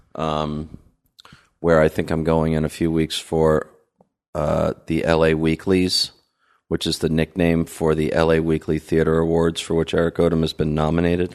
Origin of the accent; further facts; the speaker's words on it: New Jersey, United States; also born or lived in New York; I'm from New Jersey originally